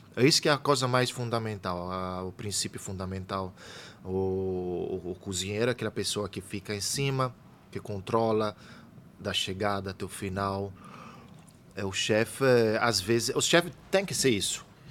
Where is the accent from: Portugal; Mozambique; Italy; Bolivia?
Italy; now in São Paulo, Brazil; eu venho da Itália